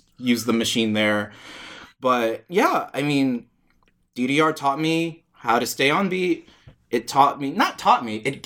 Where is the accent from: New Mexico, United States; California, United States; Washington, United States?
California, United States; Oakland; I'm born and raised in Oakland